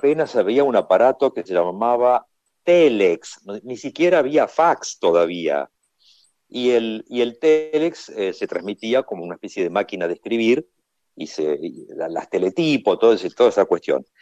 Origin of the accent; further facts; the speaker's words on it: Argentina; ¿tú eres argentino? Y le digo, sí